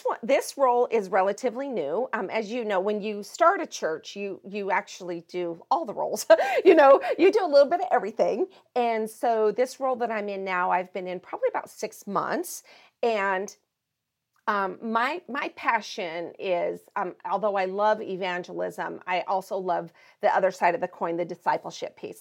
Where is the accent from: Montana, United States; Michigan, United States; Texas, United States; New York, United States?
Montana, United States; I am originally from Montana, that's where I grew up